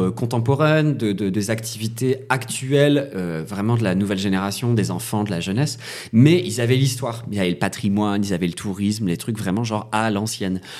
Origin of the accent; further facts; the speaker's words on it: Calais, Hauts-de-France, France; born there; also born or lived in Brussels; Ah oui, je suis né à Calais. Euh, donc je suis né donc sur euh, l'extrême nord tout proche de l'Angleterre